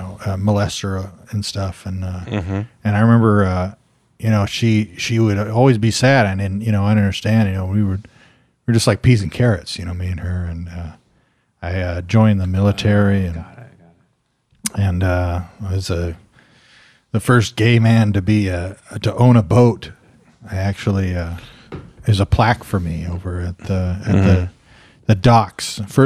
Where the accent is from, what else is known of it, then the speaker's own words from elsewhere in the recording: Louisiana, United States; I just remember when I was a young boy growing up in Louisiana, you know, and my dad was nowhere to be seen